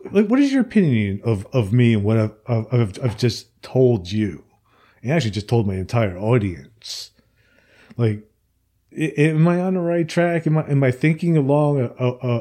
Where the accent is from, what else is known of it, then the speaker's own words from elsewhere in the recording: New Jersey, United States; moved away as an adult; now in Alabama, United States; I'm originally from New Jersey, and I had moved to Alabama after my parents died.